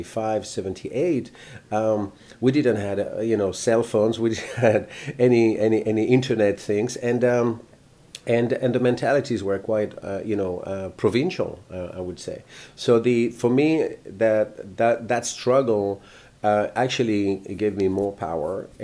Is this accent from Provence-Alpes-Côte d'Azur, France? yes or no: no; Bordeaux, Nouvelle-Aquitaine, France; I was born in France, in a place called Bordeaux